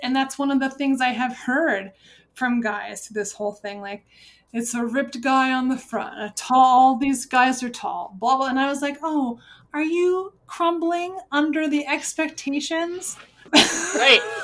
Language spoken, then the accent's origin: English; United States; as an American